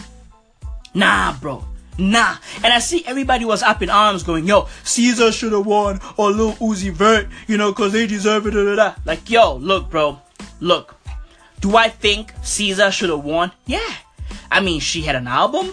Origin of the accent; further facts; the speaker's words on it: South Africa; I'm from South Africa. So, you know, I'm super proud to be from SA right now